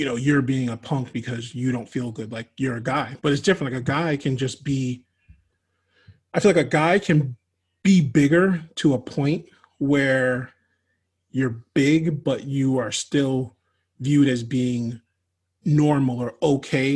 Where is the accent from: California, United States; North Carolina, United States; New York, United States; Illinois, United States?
New York, United States; moved away as an adult; now in Florida, United States; When I moved from New York, I didn't have like all of my people around